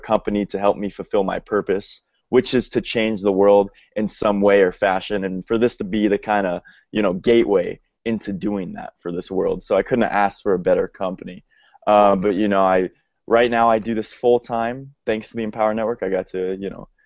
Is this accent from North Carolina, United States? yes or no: no; Denver, Colorado, United States; I'm from Denver, Colorado. That's where I am right now